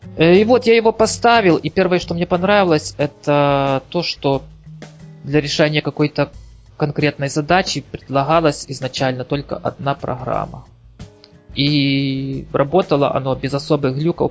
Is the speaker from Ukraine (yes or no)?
yes; Ukraine; also born or lived in Kyiv; я с Украины